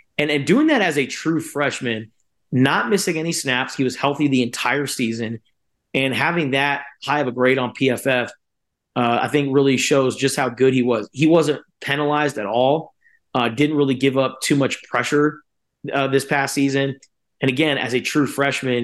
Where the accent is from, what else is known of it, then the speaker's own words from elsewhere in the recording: Tucson, Arizona, United States; I'm from Tucson, Arizona